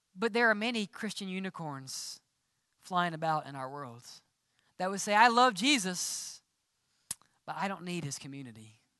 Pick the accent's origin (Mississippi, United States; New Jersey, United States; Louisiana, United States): Mississippi, United States; accent: southern; Growing up in Mississippi, we always said cheering